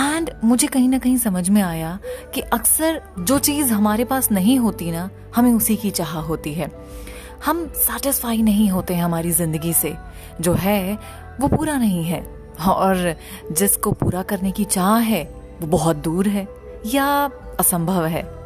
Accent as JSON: {"language": "Hindi", "country": "India"}